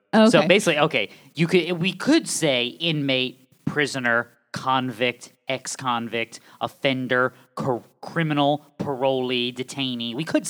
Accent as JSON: {"language": "English", "region": "the South", "country": "United States", "said": "We's from the South. Yeah. We ain't from the sparse areas. We's from the South."}